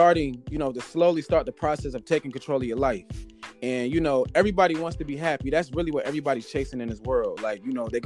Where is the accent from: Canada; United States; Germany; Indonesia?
United States; Northern Virginia; now in Florida, United States; I'm from North of Virginia. As of right now, I live in Florida